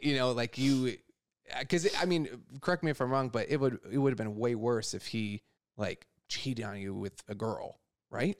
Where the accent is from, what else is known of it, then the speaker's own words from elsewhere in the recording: Wisconsin, United States; now in New York, United States; I'm from Wisconsin originally